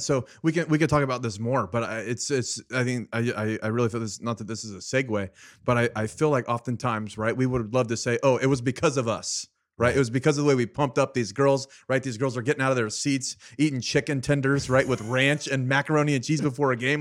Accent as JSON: {"language": "English", "town": "Fresno", "region": "California", "country": "United States", "tie": "born or raised there", "said": "I was born and raised in Fresno, California"}